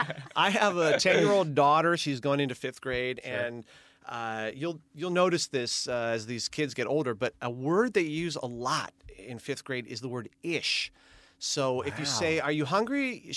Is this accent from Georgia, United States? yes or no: no; Malibu, California, United States; Growing up in Malibu, you just could not talk to people if you didn't surf.